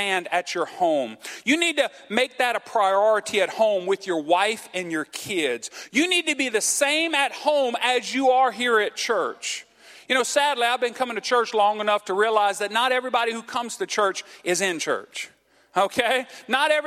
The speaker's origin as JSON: {"language": "English", "area": "Cajun", "region": "Louisiana", "country": "United States", "said": "I'm Cajun."}